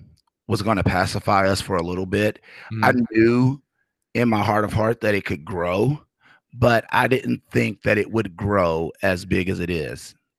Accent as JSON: {"language": "English", "region": "Kentucky", "country": "United States", "said": "I'm from Kentucky. I love that they're doing it, but I cannot be outdone by Kentucky."}